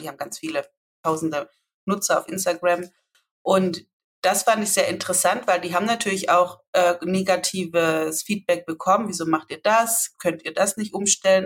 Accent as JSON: {"language": "German", "area": "Swabia", "region": "Baden-Württemberg", "country": "Germany", "also_born_or_lived": "near Leipzig", "accent": "Swabian", "moved": "yes", "lives_now": "Leipzig area, Germany", "said": "wenn ich schwäbele"}